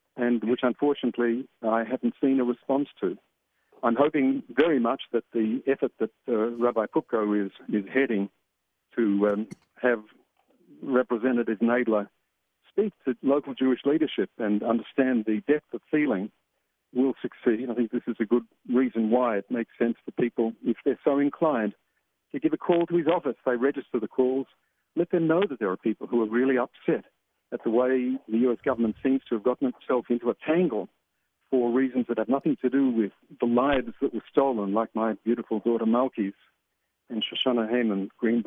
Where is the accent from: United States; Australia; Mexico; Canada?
Australia; moved away as an adult; now in Jerusalem, Israel; I'm from Australia.